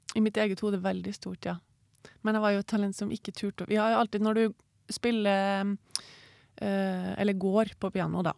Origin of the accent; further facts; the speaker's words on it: Trondheim, Trøndelag, Norway; Jeg er oppvokst uh, i Trondheim